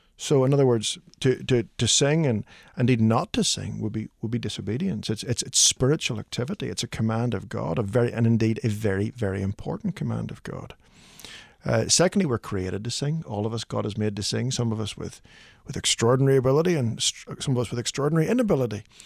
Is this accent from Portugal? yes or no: no; Belfast, Northern Ireland, United Kingdom; moved away as an adult; also born or lived in Midwest, United States; now in Nashville, United States; my wife and I grew up in Ireland